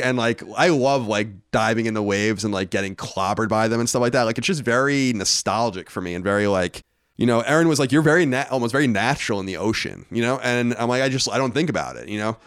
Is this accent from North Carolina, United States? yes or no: no; Long Island, New York, United States; we grew up on Long Island.